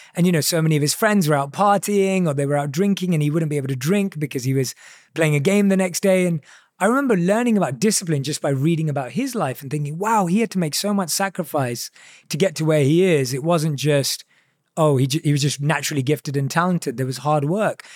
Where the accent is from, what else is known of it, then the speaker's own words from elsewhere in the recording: England, United Kingdom; growing up in England